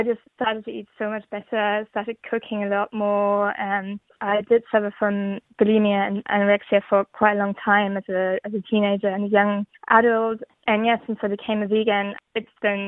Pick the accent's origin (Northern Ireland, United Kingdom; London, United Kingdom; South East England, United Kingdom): London, United Kingdom; I'm from London